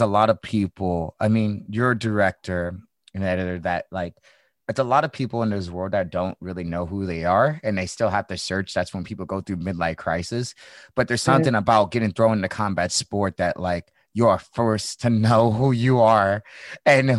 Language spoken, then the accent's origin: English; St. Louis, Missouri, United States; now in California, United States; I'm from the Midwest. I'm from St. Louis